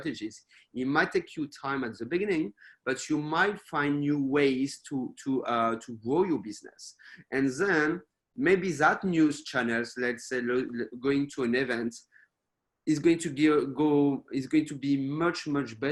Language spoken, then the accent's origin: English; France; also born or lived in United States / United Kingdom / Spain / Australia; now in Taiwan; even if I'm based in Taiwan, I'm not from Taiwan originally, I'm from France.